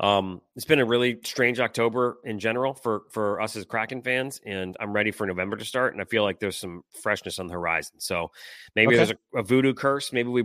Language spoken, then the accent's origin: English; Detroit, Michigan, United States; Like my blood, because I'm from Detroit.